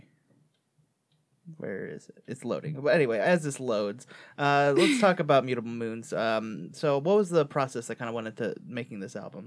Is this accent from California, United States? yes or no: no; Detroit, Michigan, United States; I was born in Detroit